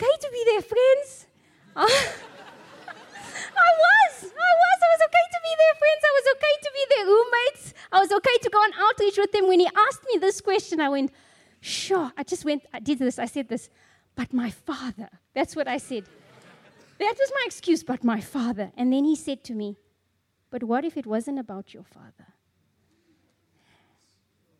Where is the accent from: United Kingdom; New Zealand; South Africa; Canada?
South Africa; I'm a South African Zulu